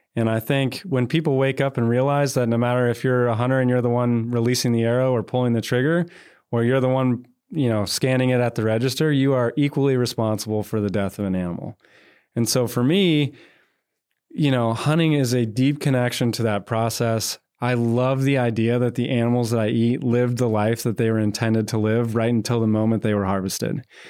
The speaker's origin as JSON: {"language": "English", "region": "North Georgia", "country": "United States", "tie": "born or raised there", "moved": "yes", "lives_now": "Texas, United States", "said": "a boy born and raised in North Georgia"}